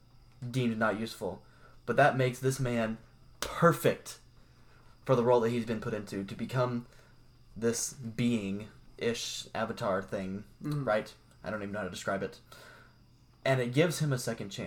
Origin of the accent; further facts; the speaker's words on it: Southern Indiana, United States; I'm from Southern Indiana